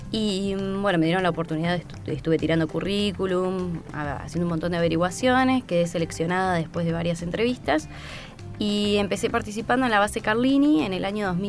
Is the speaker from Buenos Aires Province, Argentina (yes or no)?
yes; Azul, Buenos Aires Province, Argentina; moved away as an adult; also born or lived in La Plata; now in Trevelin, Argentina; yo soy de Azul, estudié en la ciudad de La Plata y ahora estoy también viviendo en, eh, Trevelin, entre pero trabajo en Esquel